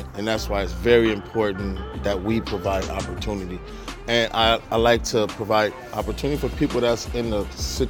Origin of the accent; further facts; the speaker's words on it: Los Angeles, California, United States; I'm from Watts, like not too far from here, on the other side of South Central. And I know this community from growing up in LA.